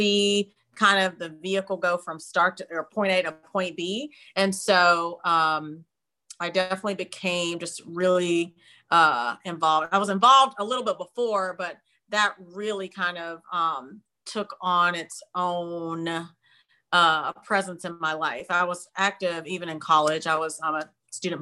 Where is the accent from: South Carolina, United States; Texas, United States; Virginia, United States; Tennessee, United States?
South Carolina, United States; Spartanburg; now in Washington, D.C., United States; I'm originally from Spartanburg, South Carolina, which is a smaller town right next to Greenville, South Carolina